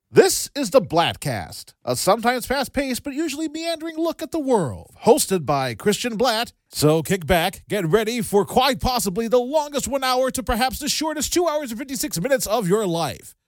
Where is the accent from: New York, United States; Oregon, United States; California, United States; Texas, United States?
New York, United States; Greenwood Lake; I, grew up in uh, Orange County, New York, uh, so like 45 miles northwest.